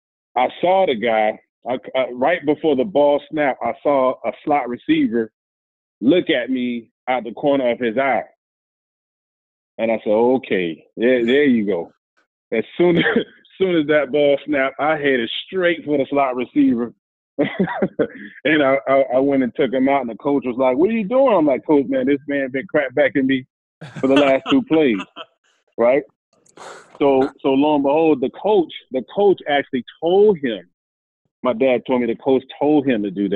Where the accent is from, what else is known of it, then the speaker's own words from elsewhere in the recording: Miami, Florida, United States; I'm from Miami, Florida